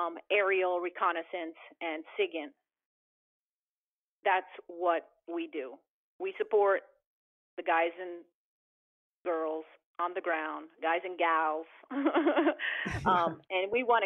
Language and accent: English; New Jersey, United States; So I always wanted to get back to the East Coast because I'm originally from New Jersey.